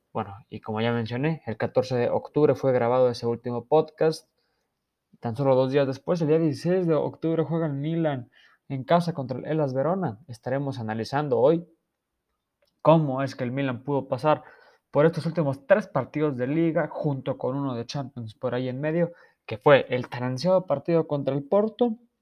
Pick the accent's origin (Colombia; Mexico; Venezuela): Mexico; Yo que soy mexicano